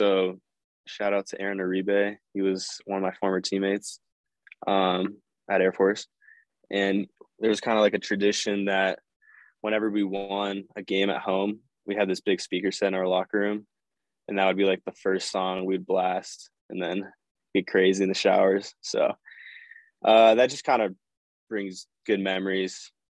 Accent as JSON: {"language": "English", "town": "San Clemente", "region": "California", "country": "United States", "tie": "born or raised there", "also_born_or_lived": "Colorado", "moved": "as an adult", "said": "I'm from San Clemente, so that's a small beach town over in Southern California. So I grew up surfing"}